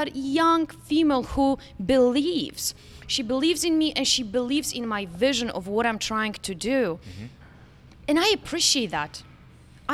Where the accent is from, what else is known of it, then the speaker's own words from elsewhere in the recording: Poland; now in Florida, United States; I was raised in Poland